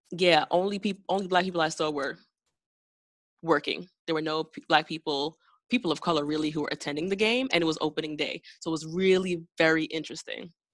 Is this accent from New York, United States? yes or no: yes; New York, United States; being from New York and being a New Yorker